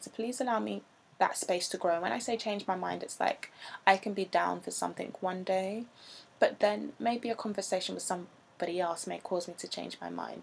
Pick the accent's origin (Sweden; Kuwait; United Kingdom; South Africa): United Kingdom; England; accent: English; I'm not American, so I'm going to say that in an English accent